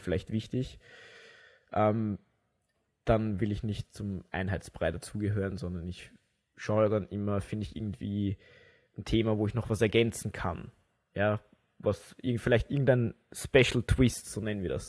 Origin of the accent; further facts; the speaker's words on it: Wiener Neustadt, Lower Austria, Austria; in Wiener Neustadt, wo ich herkomme